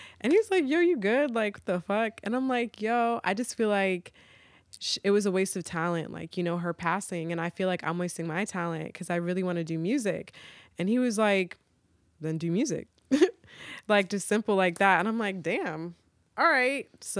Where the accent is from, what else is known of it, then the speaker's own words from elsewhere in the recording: Virginia, United States; Because I'm like, yo, I'm from Virginia. Like, I never felt at home in New York. Like, I always claimed Virginia.